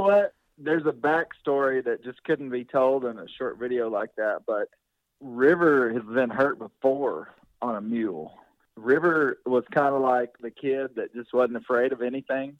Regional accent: Arkansas, United States; I grew up here in Arkansas

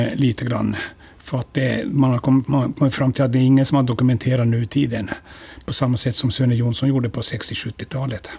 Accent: Närpes, Ostrobothnia, Finland; accent: Ostrobothnian Finland Swedish; first language Swedish; moved away as an adult; also born or lived in Vörå, Finland; now in Umeå, Sweden; efter sju månader ja, mitt liv så flyttade vi då och hamnade i Närpes. Eh, och eh, i Yttermark där farsan har jobbat då hela sitt liv

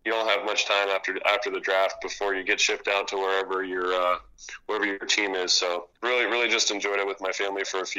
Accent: Orlando, Florida, United States; also born or lived in Japan; I am from Orlando, Florida. I grew up in a Navy family, so my dad was in the Navy, so we bounced around a little bit when I was younger. Ended up living in Japan for 3 years before my dad retired back in Orlando.

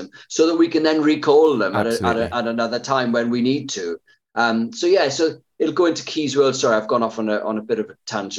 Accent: United Kingdom; That's the thing with being British.

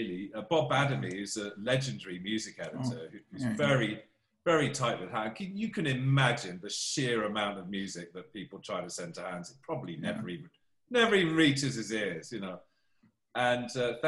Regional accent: United Kingdom; moved away as an adult; now in Los Angeles, United States

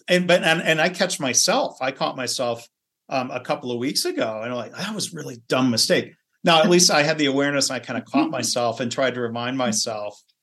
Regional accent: Michigan, United States; I grew up in Michigan

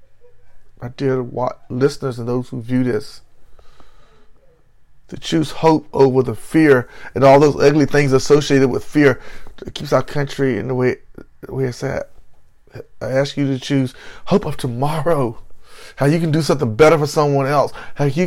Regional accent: Belhaven, North Carolina, United States; moved away; my hometown of Bellhaven

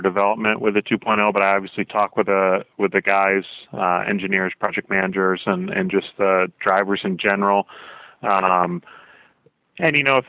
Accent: Michigan, United States; also born or lived in South Carolina; I grew up in Michigan and South Carolina.

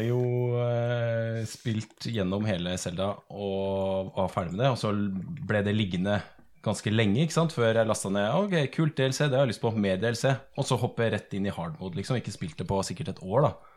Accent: Sandefjord, Vestfold, Norway; Jeg er fra Sandefjord

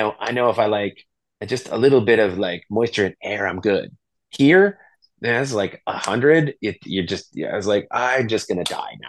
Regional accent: Virginia / DC area, United States; moved away; also born or lived in Albuquerque / San Francisco; like I grew up here. My dad worked for the feds. So, you know, I was born in Virginia. And so like when my dad was working in DC

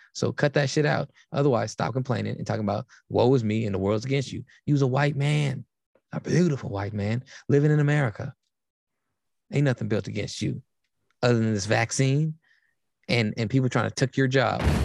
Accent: Berkeley, California, United States; growing up around Cal my whole life

